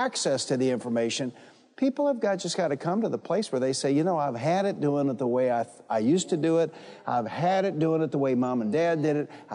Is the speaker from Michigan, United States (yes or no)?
yes; Detroit, Michigan, United States; I'm from Detroit, and I grew up fighting